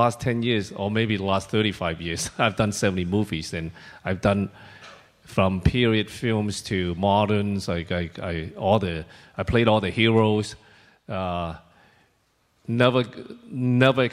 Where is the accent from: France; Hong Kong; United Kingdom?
Hong Kong; also born or lived in China; I was born in China, and when I was 2 years old, my father took me to Hong Kong from China because that was before China really opened up. And I was separated with my mom for almost 8 years while I was living in Hong Kong with my father.